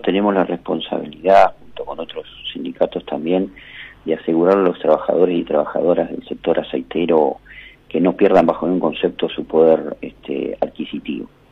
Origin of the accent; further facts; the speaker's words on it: Argentina; todos nosotros como ciudadanos argentinos